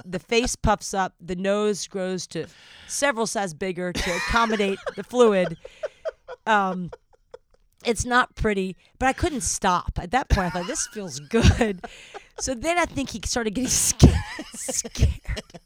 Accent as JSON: {"language": "English", "region": "the South", "country": "United States", "accent": "Southern", "said": "I don't know what my Southern accent is today"}